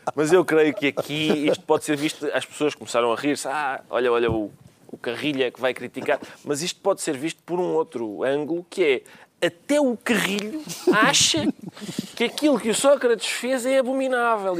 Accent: Alentejo, Portugal; eu sou alentejano

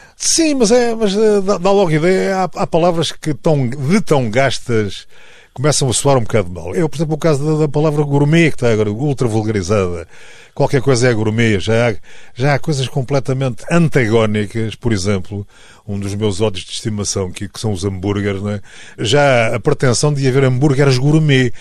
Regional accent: Tomar, Centro, Portugal; a minha terra natal é Tomar

